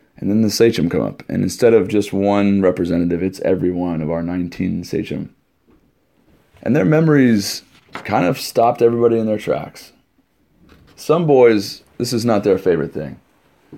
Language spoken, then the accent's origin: English; West Coast, United States; moved away; I'm from the West Coast